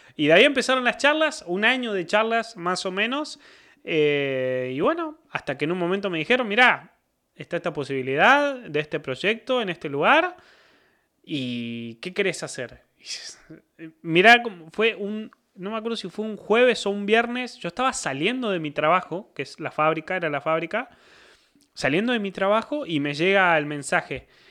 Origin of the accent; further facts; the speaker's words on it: San Francisco, Córdoba, Argentina; moved away as an adult; now in Monterrey, Mexico; Yo vengo de San Francisco, una ciudad del, del estado, como dirían acá de Nuevo León, de la provincia de Córdoba